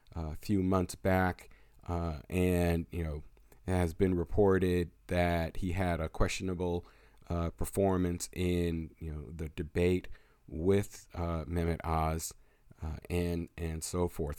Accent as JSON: {"language": "English", "region": "Pennsylvania", "country": "United States", "tie": "born or raised there", "said": "my home state of Pennsylvania"}